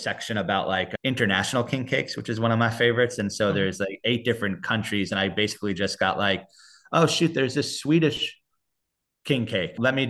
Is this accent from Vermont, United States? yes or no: no; New York, United States; moved away as an adult; now in New Orleans, United States; I'm a New Yorker originally.